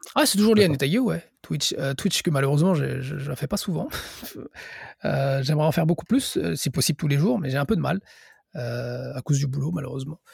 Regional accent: France; moved away as an adult; now in Japan; je suis français

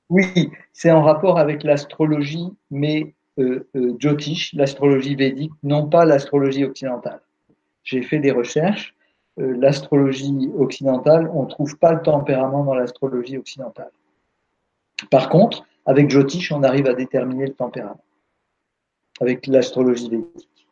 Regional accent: France; on est français

